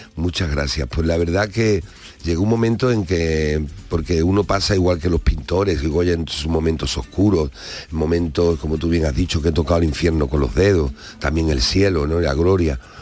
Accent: Andalusia, Spain; nos diferencia en Andalucía

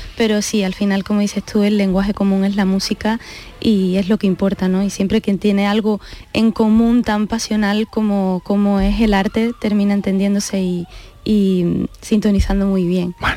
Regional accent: Seville, Andalusia, Spain; el público de Sevilla, que es mi tierra

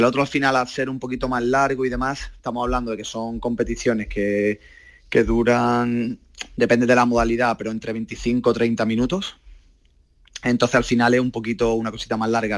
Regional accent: Málaga, Andalusia, Spain; yo soy de Málaga

